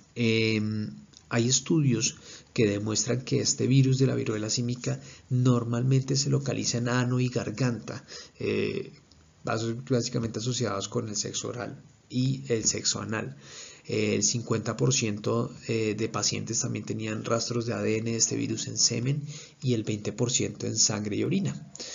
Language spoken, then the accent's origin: Spanish; Colombia; soy médico especialista en urología, soy colombiano